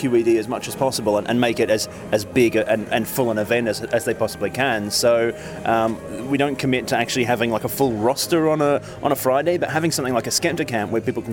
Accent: Melbourne, Victoria, Australia; moved away as an adult; also born or lived in London; now in United Kingdom; an Aussie. I'm a Melbourne boy originally. But yeah, now I live in the UK

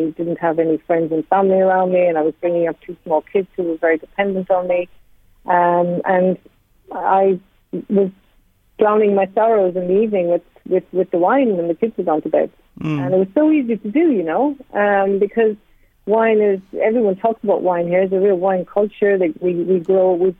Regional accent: Cork, Munster, Ireland; now in Australia; I grew up in Cork

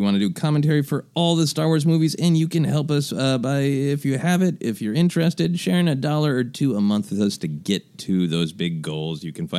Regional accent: Midwest, United States; moved away; I'm from the Midwest.

